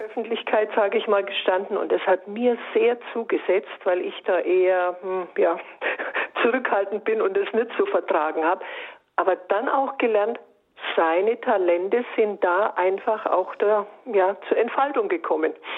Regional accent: Bayreuth, Bavaria, Germany; moved away as an adult; also born or lived in Würzburg; now in Reutlingen, Germany; ich komme gebürtig aus Bayreuth

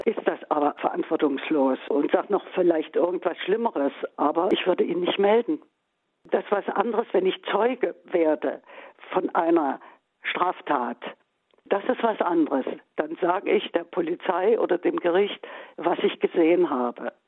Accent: East Germany, Germany; zu DDR-Zeiten nicht anders. Ich erinnere mich, da war ich vielleicht 17 oder 18 noch in der Schule, Oberschule

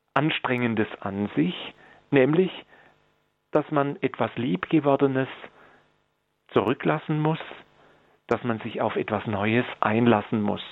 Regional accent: Germany; bei uns in Deutschland oder im deutschen Sprachraum

